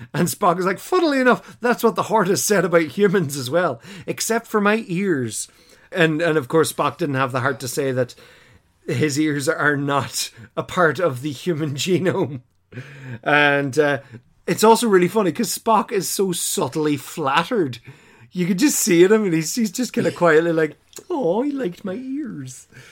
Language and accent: English; Ireland; we as Irish people recognize the shape of Ireland instantly.